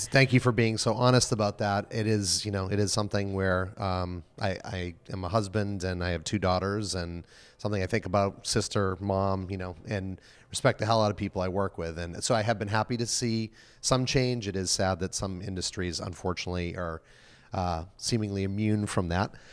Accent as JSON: {"language": "English", "region": "New England", "country": "United States", "said": "from New England"}